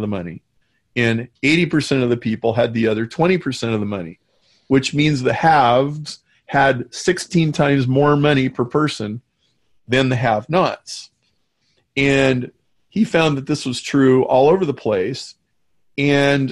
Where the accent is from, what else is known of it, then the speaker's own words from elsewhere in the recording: Nebraska, United States; I grew up in Nebraska